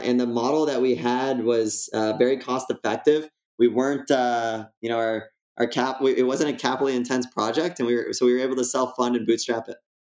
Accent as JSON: {"language": "English", "town": "West Bloomfield", "region": "Michigan", "country": "United States", "tie": "born or raised there", "said": "I was born in West Bloomfield uh, 1987. I'm 33 years old today. And uh, it's a suburb of Detroit"}